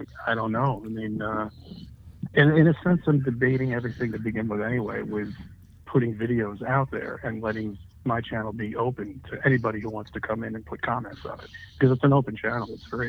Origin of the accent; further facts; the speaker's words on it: New York, United States; I grew up in New York.